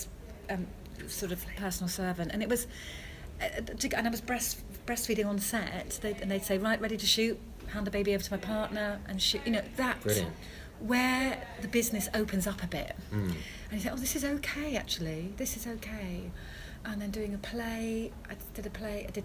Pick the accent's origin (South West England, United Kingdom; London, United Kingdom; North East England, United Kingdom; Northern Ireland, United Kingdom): South West England, United Kingdom; Devon; because I grew up in Devon